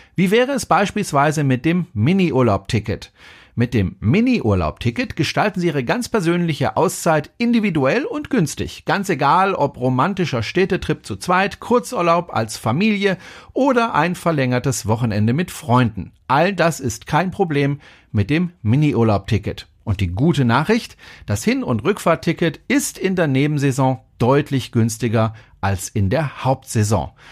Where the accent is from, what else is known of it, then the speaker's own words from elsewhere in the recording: Germany; bei uns in Deutschland